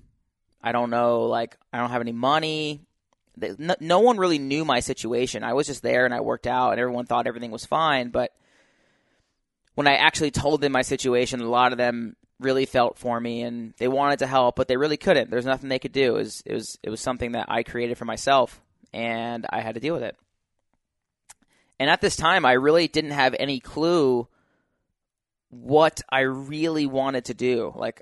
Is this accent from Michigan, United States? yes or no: no; Utah, United States; I came from Utah, so like no one in California knew me.